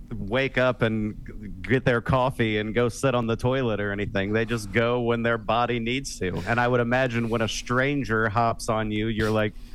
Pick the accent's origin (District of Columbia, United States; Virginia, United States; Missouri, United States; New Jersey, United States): Missouri, United States; Kansas City; now in Wichita, United States; I'm in the Midwest. I'm originally from Kansas City, Missouri. Now I live like 3 hours away in Wichita, Kansas.